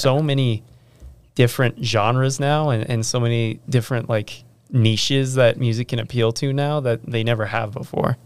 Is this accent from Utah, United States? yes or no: yes; Riverton, Utah, United States; I'm from the Riverton area as well